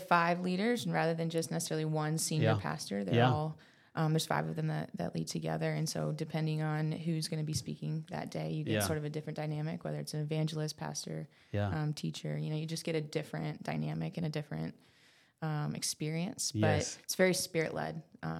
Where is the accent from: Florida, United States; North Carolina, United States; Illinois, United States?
North Carolina, United States; moved away as an adult; now in Birmingham, United States; So I'm from North Carolina.